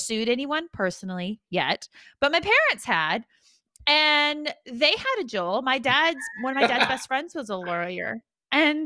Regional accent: United States; now in United Kingdom; as an American

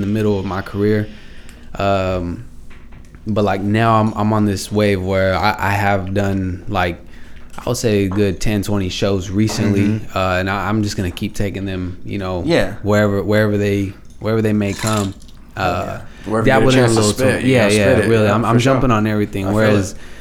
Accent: Stockton, California, United States; I'm just from Stockton. I lived everywhere in Stockton

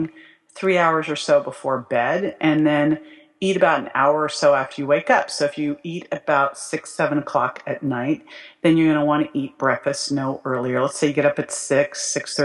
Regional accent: Berkeley, California, United States; I grew up in Berkeley

